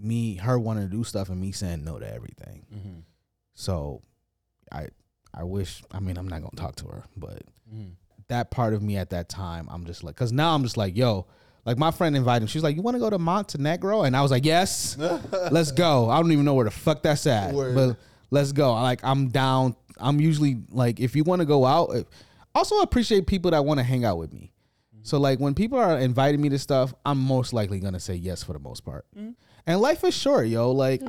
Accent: United States; accent: American; And I think for me, a lot of the engagement has become because of my accent being from America.

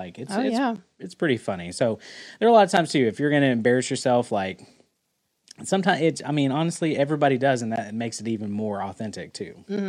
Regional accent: the South, United States; accent: southern twang; I could hear my southern twang come out.

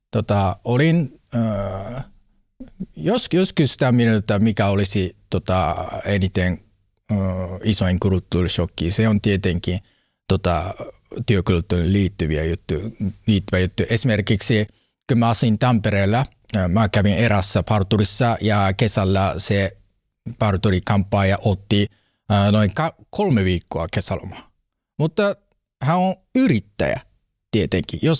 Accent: northeast, Japan; Finnish is a second language; now in Finland; Mutta se ei se haittaa, koska olen kotoisin koillissa alueelta.

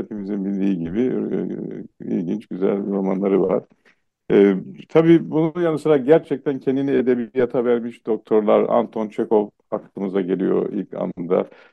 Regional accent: Eastern Black Sea, Turkey; first language Laz; Turkish is a second language; ben Doğu Karadenizliyim

